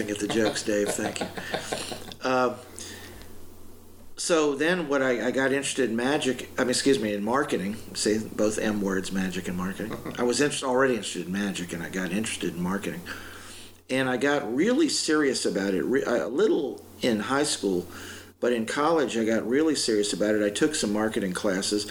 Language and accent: English; Louisiana, United States; I grew up in Louisiana